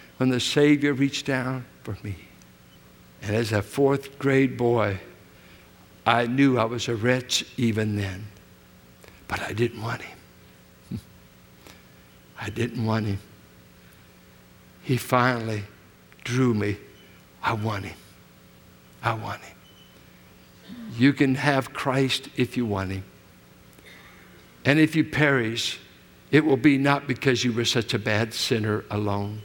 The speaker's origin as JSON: {"language": "English", "town": "Richmond", "region": "California", "country": "United States", "tie": "born or raised there", "said": "where I grew up in Richmond, 6th and Cuddy, south of Carlson, where we started."}